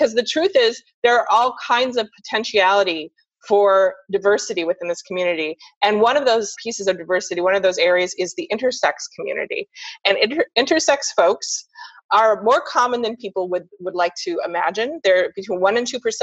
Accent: Seattle, Washington, United States; now in Sarasota, United States; I'm from Seattle

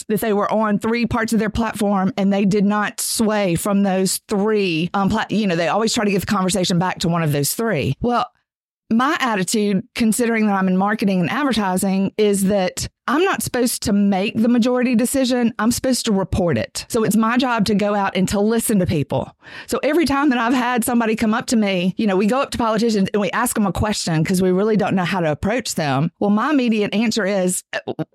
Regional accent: United States; I am from District 2

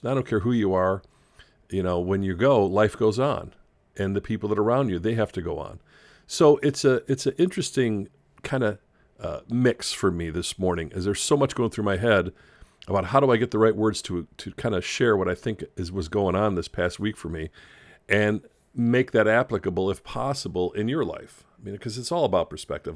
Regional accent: Chicago, Illinois, United States; when I grew up in Chicago

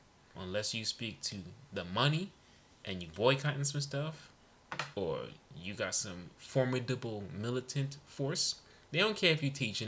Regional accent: New York City, New York, United States; I'm Panamanian, I'm West Indian, I'm Brooklyn

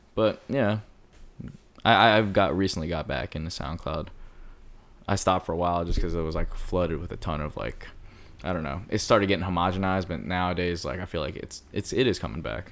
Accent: Philadelphia, Pennsylvania, United States; now in Los Angeles, United States; I'm from Philly

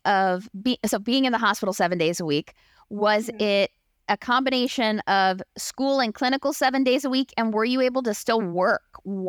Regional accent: Maryland, United States; I'm from the Maryland, D.C. area.

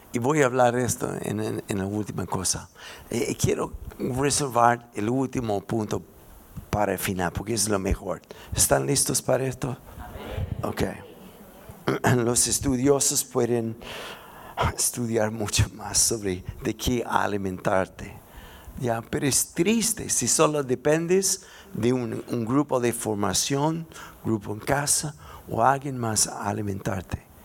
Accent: United States; Spanish is a second language; moved away as an adult; now in Santiago, Chile; soy gringo

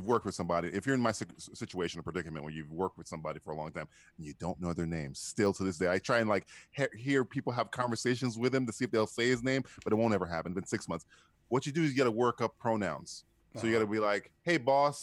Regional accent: Jamaica; I'm Jamaican

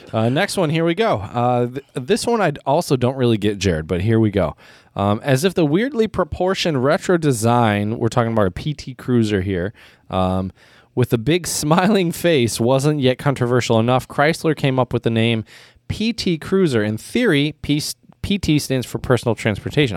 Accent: United States

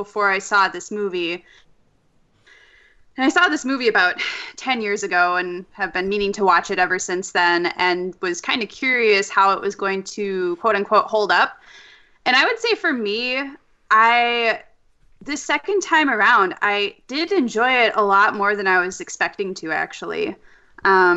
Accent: Minnesota, United States; I am from Minnesota

